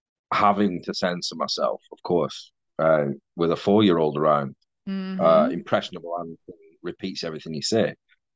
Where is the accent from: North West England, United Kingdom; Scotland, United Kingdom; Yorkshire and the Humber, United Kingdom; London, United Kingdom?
North West England, United Kingdom; accent: Mancunian; Or I speak for longer than half an hour on the phone to say my dad or a friend, my accent starts to go all proper Mancunian, and it starts to change and it goes all weird.